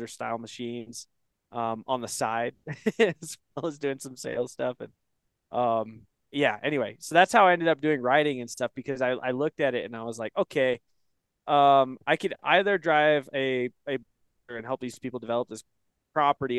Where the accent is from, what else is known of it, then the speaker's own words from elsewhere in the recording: Northeast Oregon, United States; also born or lived in Bend, Oregon; now in Wyoming, United States; I grew up in Northeast Oregon